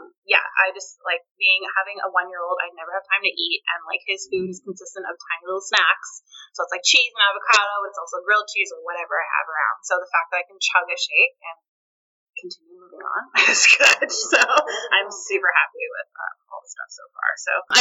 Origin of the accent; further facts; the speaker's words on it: Richmond, British Columbia, Canada; we're from Richmond and we're the same age